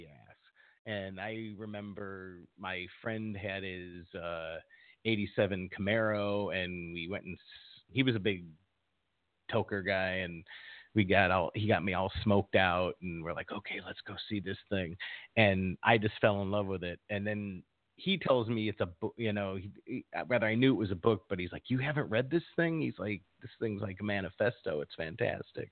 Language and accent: English; Chicago, Illinois, United States; growing up in Chicago, I was in junior college